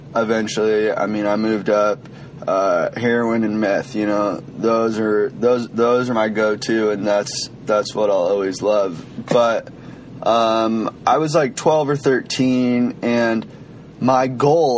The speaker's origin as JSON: {"language": "English", "region": "Washington", "country": "United States", "said": "I'm from Washington State"}